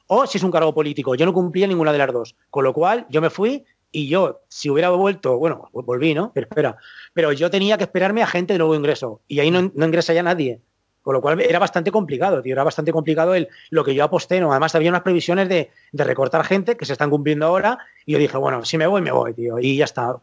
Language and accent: Spanish; Valencia, Valencian Community, Spain; que soy de Valencia